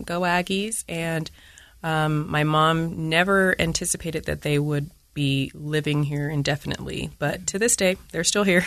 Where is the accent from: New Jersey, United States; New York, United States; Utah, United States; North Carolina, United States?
Utah, United States; Layton; I'm an African-American female, and I was born and raised in Layton, Utah.